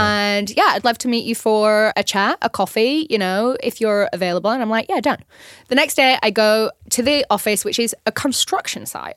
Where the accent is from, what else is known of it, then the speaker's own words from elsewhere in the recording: North West England, United Kingdom; moved away as an adult; also born or lived in London; now in Los Angeles, United States; I was originally from England